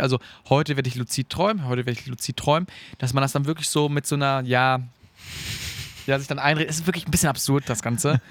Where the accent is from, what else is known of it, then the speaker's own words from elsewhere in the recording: Münsterland, North Rhine-Westphalia, Germany; bei uns zu Hause im Münsterland